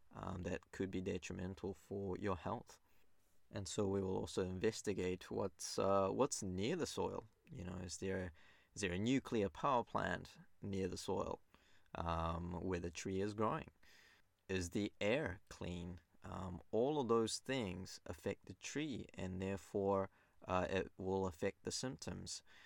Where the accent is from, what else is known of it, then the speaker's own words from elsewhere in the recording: New Zealand; also born or lived in Japan; I was born in Japan. and I grew up in New Zealand, uh, most of my life, over twenty-two years now